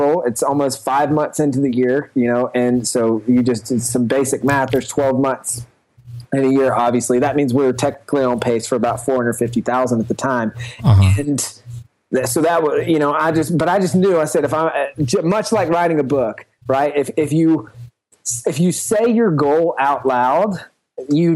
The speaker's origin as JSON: {"language": "English", "region": "the South", "country": "United States", "tie": "born or raised there", "said": "I grew up in the South."}